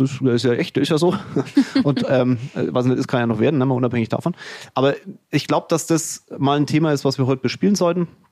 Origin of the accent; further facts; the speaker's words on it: Franconia, Bavaria, Germany; accent: Fränkisch; mein Fränkisch